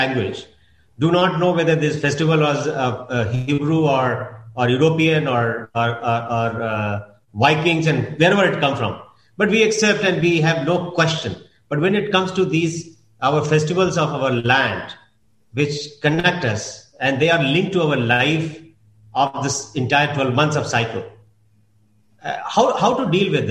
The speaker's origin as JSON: {"language": "English", "country": "India", "said": "as an Indian, we live beyond husband, wife, and children"}